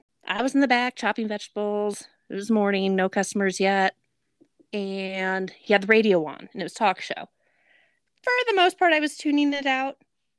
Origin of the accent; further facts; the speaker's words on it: Nevada, United States; moved away; Okay, yeah, I grew up in Nevada.